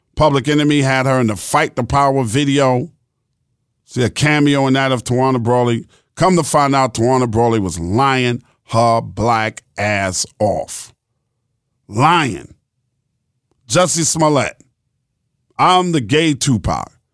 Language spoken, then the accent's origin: English; New York, United States; I'm from New York